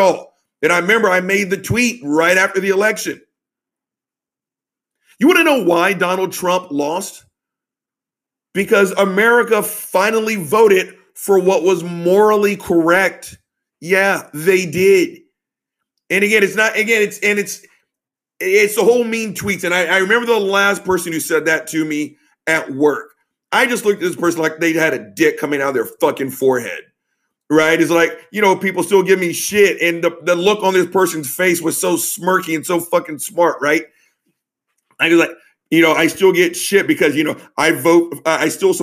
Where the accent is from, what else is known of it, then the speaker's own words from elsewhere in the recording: the South, United States; I'm from the South